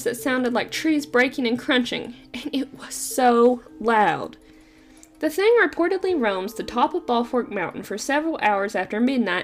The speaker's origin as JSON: {"language": "English", "region": "Eastern Kentucky", "country": "United States", "tie": "born or raised there", "said": "I'm an Appalachian native myself, coming from Eastern Kentucky"}